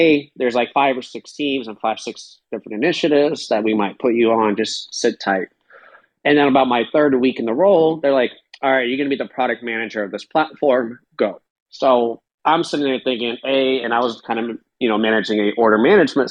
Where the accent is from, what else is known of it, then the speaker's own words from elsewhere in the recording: Belarus; also born or lived in California; now in United States; I'm from Belarus